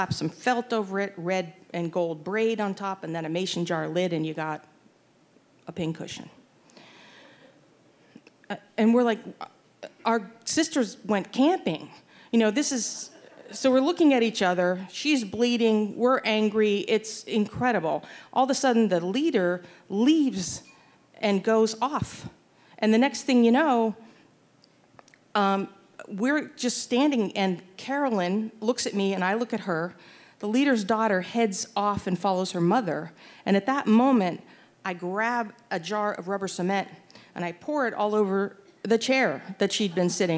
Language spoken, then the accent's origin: English; Pittsburgh, Pennsylvania, United States; moved away; the parochial school that I attended, St. Scholastica Elementary School in Pittsburgh, Pennsylvania